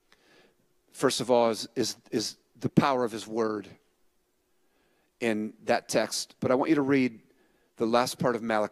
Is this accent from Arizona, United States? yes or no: no; San Francisco, California, United States; I was born in San Francisco.